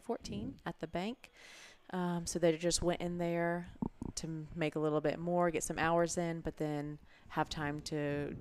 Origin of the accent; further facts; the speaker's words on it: Vero Beach, Florida, United States; moved away as an adult; also born or lived in Port St. Lucie, Florida; I was born in Port St. Lucie, so that's super south, but not quite Miami. But then grew up most of my middle school, high school, early college in Vero Beach